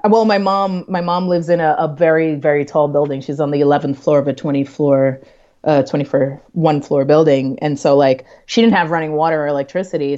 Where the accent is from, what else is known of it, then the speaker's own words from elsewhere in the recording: New York City, New York, United States; I'm a New Yorker